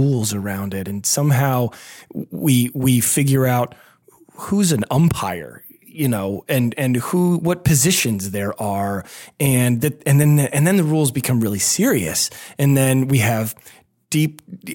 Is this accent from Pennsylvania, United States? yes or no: yes; Pennsylvania, United States; I grew up in a pretty small town in Pennsylvania